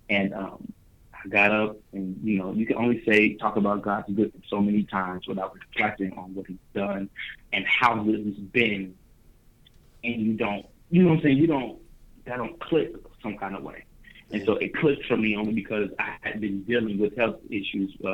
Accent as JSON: {"language": "English", "town": "Dayton", "region": "Ohio", "country": "United States", "tie": "born or raised there", "said": "Hometown, Dayton, Ohio, 937. I've been in Dayton, Ohio all of my life, all 23 years of my life. Uh, born and raised in Dayton"}